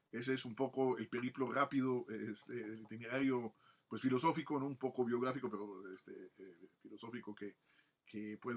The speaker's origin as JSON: {"language": "Spanish", "region": "Michoacán", "country": "Mexico", "also_born_or_lived": "Mexico City / Italy", "said": "si alguien me preguntara de dónde soy, realmente me siento más michoacano, ¿no? Por los años que llevo aquí en Michoacán, cuando me regresé de Italia, después de que mis padres salieron de la Ciudad de México, eh, pues regresamos a, nos vinimos a Michoacán"}